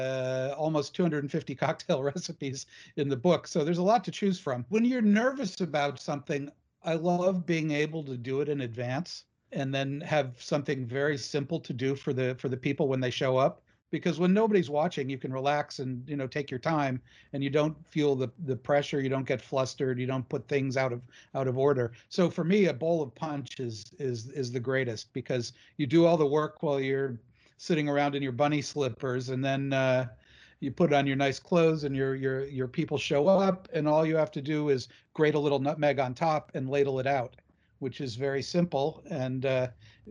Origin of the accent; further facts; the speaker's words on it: New England, United States; I grew up in New England, you know, the oldest settled part of the United States